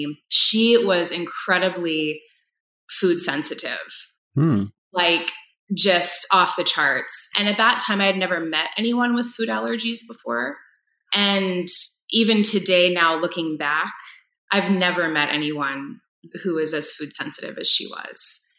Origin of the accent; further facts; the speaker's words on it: East Coast, United States; moved away as an adult; now in Wisconsin, United States; I've been in Wisconsin now for about 18 years. So it definitely feels like home. But I grew up on the East Coast and moving around a little bit.